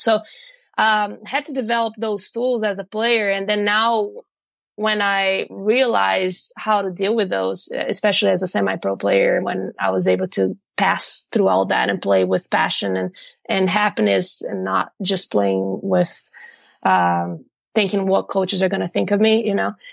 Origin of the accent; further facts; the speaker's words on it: Brazil; moved away as an adult; also born or lived in Ohio, United States; I'm actually from Brazil. And I came to actually went to America because I'm not there anymore. Went to America in 2010